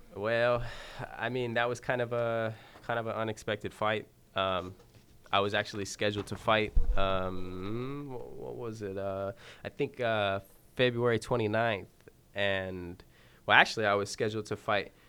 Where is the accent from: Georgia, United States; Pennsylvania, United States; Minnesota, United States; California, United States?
California, United States; Santa Maria; my hometown, Santa Maria